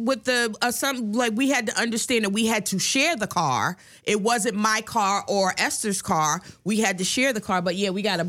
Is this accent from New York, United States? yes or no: yes; New York City, New York, United States; moved away as an adult; also born or lived in California; I was born in Harlem Hospital